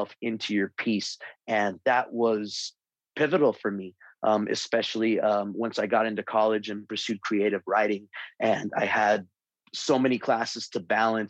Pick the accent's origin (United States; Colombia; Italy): United States; Albuquerque, New Mexico; that's where I went to school. I'm from Old Town